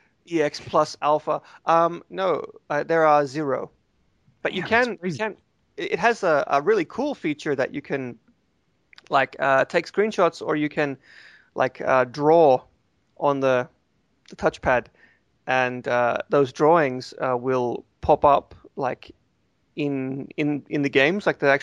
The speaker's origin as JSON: {"language": "English", "region": "the South", "country": "United States", "said": "So, I'm from the South, and I think I'm sort of channeling..."}